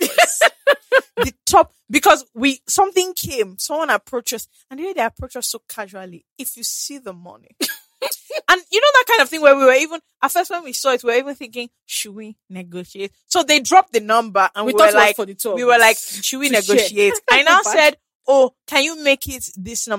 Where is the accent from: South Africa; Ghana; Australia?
Ghana; now in Nigeria; I'm also even from Ghana